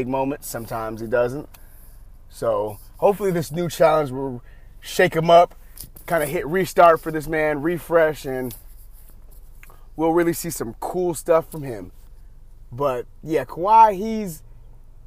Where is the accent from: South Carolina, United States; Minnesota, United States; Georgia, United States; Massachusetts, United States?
Georgia, United States; Atlanta; I'm from Atlanta